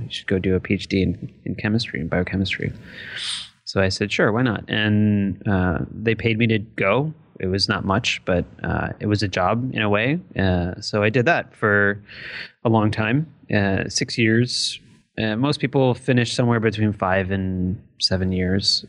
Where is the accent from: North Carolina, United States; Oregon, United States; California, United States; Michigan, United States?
Michigan, United States; Detroit; growing up in the Detroit metro area